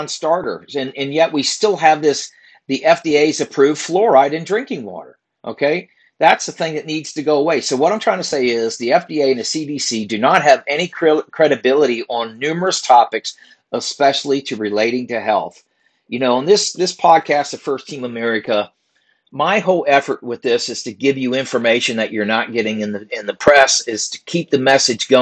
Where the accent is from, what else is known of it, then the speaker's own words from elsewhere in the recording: Virginia, United States; my home state, Virginia